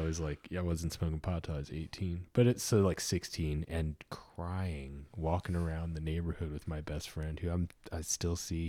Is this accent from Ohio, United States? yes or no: yes; Ohio, United States; I grew up in Ohio